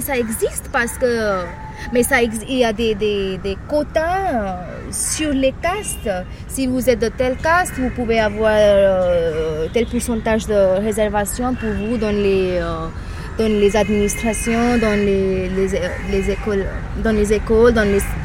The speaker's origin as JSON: {"language": "French", "town": "Mumbai", "region": "Maharashtra", "country": "India", "said": "je suis de Bombay"}